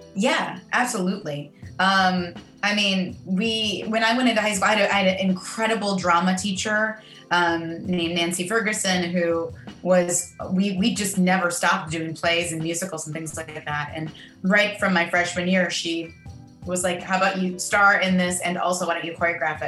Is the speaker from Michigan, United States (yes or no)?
yes; Manistee, Michigan, United States; also born or lived in Grand Rapids, Michigan; I was born in Grand Rapids, Michigan, and um, and then I grew up a, a bit north of there in, in a very small uh, town